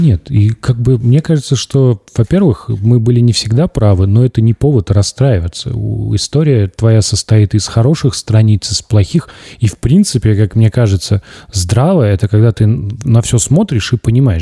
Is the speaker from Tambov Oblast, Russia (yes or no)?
yes; Tambov, Tambov Oblast, Russia; moved away as an adult; Я уехал из Тамбова, я жил в общаге